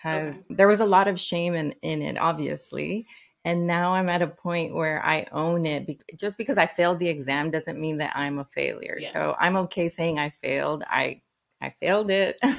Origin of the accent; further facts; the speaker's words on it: Nicaragua; also born or lived in Washington, D.C.; now in United States; I am from Nicaragua, so I went through the immigration process myself